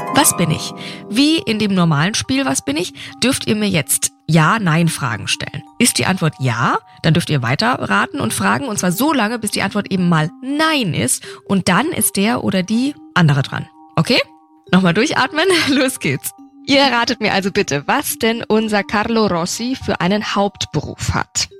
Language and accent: German; Nuremberg, Bavaria, Germany; in meiner Heimatstadt in Nürnberg